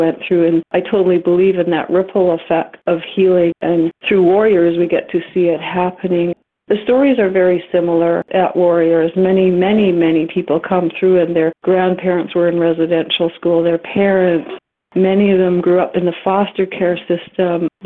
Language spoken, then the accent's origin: English; Alert Bay, British Columbia, Canada; also born or lived in Kingcome Inlet, BC; I grew up in Alert Bay, a small 3-mile island on the coast that had a residential school